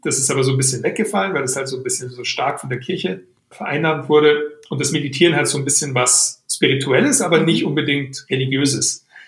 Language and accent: German; Weilheim, Bavaria, Germany; aus Weilheim, aus meiner Heimatstadt